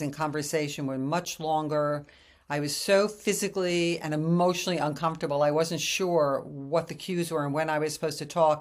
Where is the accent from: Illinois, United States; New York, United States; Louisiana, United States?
New York, United States; New York City; moved away as an adult; also born or lived in Japan; I come from New York City, and so I'm this brazen, tough, independent New York woman